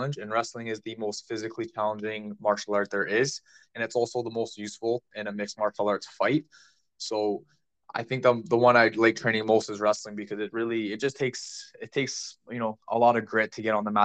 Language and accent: English; Ajax, Ontario, Canada; that's my hometown, is Ajax, Ontario